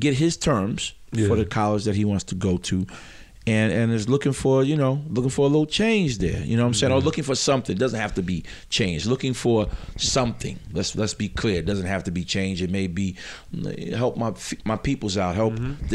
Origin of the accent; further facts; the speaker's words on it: New York, United States; I'm from New York